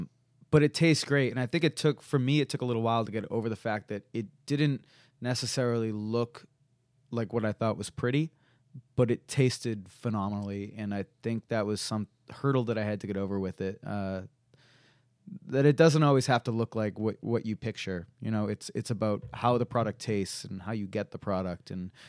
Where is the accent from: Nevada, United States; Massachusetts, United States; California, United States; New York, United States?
Massachusetts, United States; Stoneham; Yeah, I grew up in Stoneham, Mass, which is just about 10 miles north of Boston.